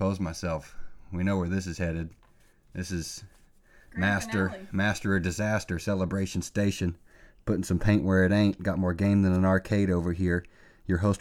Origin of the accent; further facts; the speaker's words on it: Oklahoma, United States; we were raised in Oklahoma